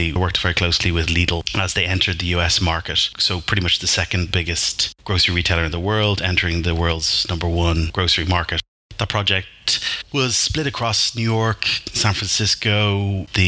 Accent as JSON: {"language": "English", "town": "Dún Laoghaire", "region": "Leinster", "country": "Ireland", "tie": "born or raised there", "also_born_or_lived": "London", "moved": "as an adult", "said": "born and raised in the Dunleary, Dean's Grange area"}